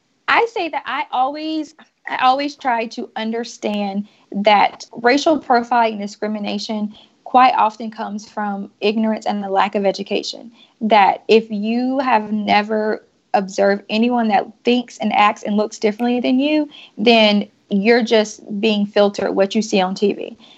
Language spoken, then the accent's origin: English; the South, United States; Like I said, I'm from the South, so I'm overly friendly by default.